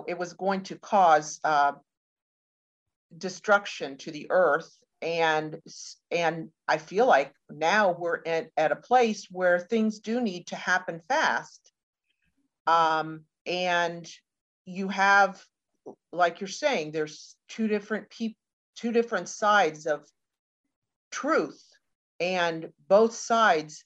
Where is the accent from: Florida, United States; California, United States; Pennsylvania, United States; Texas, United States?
Florida, United States; St. Petersburg; I'm from St. Petersburg, Florida.